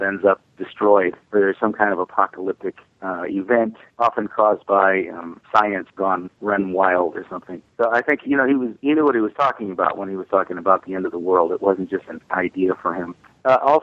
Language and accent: English; Indianapolis, Indiana, United States; I'm from Indianapolis